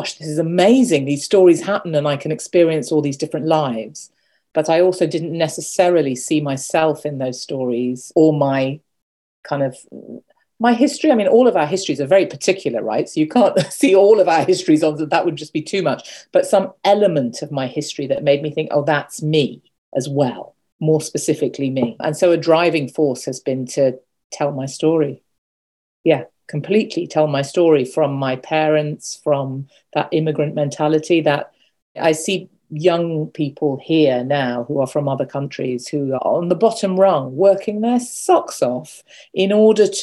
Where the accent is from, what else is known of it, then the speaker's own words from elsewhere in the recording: United Kingdom; also born or lived in Kolkata, India; I've been brought up, I was born in Britain, I've grown up, and I work in Britain